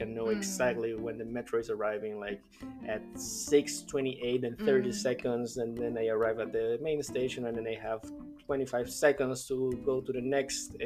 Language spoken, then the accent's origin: English; Bogotá, Bogotá Capital District, Colombia; I was born in Colombia, in the capital of Colombia, Bogotá